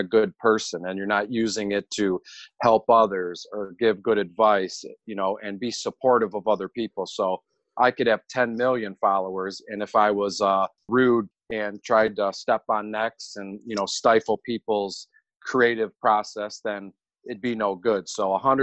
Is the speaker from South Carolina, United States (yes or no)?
no; Detroit, Michigan, United States; born and raised in Detroit